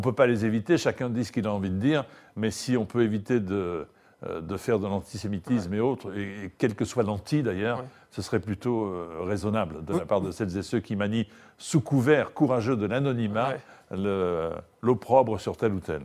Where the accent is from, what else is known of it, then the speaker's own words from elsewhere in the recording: Marseille, Provence-Alpes-Côte d'Azur, France; je suis Marseillais